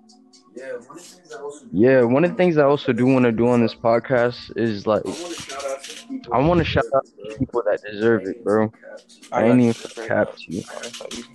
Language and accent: English; Florida, United States; I'm from Florida, bro. I'm repping my Florida